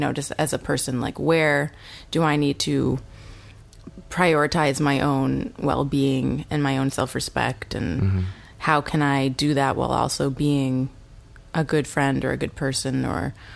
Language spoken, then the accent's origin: English; New Hampshire, United States; moved away as an adult; also born or lived in New Zealand; now in Los Angeles, United States; very, very small town, New Hampshire. One of five kids. I was homeschooled until high school and then went to a pretty small high school in my hometown.